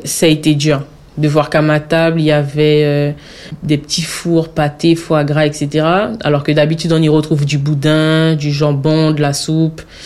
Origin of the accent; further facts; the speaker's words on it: French Guiana, France; moved away; tu viens de la Guyane Et je dis oui